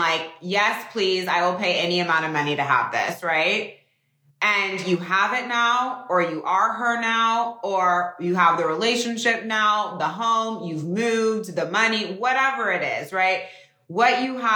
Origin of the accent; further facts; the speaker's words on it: Northern California, United States; moved away; I'm from Northern California. It's so nice. I like still go home to the house that I grew up in.